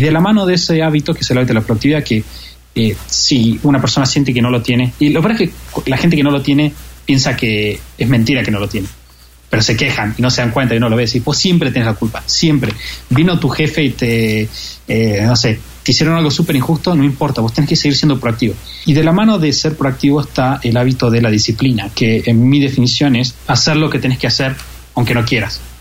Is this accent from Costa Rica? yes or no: no; Argentina; para mí, como argentino